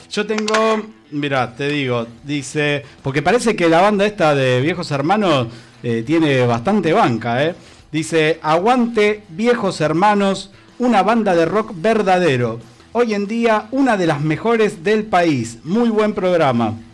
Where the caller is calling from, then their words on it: Catamarca, Argentina; de Catamarca, de donde proviene esa genial banda de rock impresionante